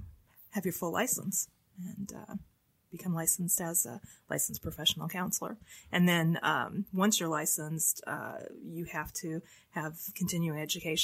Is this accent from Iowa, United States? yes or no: yes; Keokuk, Iowa, United States; Keokuk, Iowa.